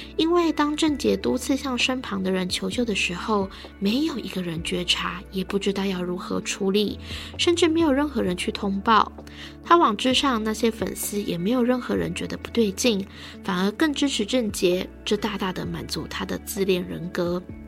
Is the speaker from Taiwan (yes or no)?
yes; Taiwan; 我们台湾人